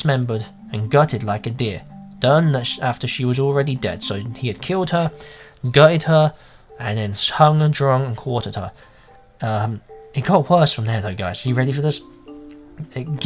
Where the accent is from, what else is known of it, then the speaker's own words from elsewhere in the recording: England, United Kingdom; also born or lived in America; now in United States; As you can tell by the accent, I'm English, but I live in America.